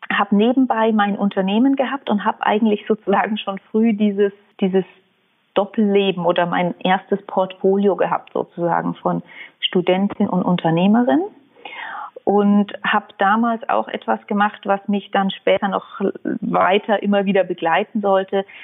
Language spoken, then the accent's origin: German; Munich, Bavaria, Germany; Also ich wurde vor 36 Jahren in München geboren und habe die ersten 19 Jahre in München gelebt.